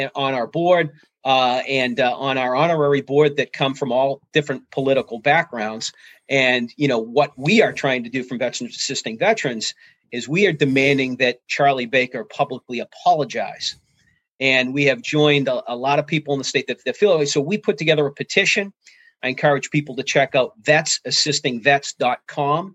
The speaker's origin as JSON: {"language": "English", "town": "Chelmsford", "region": "Massachusetts", "country": "United States", "tie": "born or raised there", "said": "from Chelmsford, Massachusetts, who you know was a Cub Scout"}